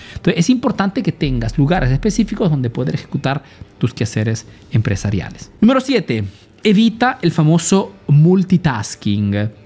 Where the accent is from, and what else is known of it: Peru; now in Italy